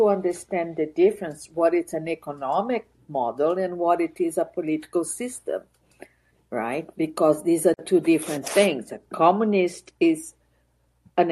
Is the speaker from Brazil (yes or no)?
yes; Brazil; I'm from Brazil, and I grew up without being able to speak politics.